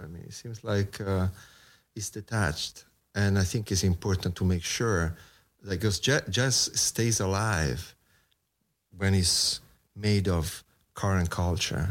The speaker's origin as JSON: {"language": "English", "town": "Rome", "region": "Lazio", "country": "Italy", "moved": "as an adult", "lives_now": "New York, United States", "said": "I come from Rome, Italy, so being a musician in Rome"}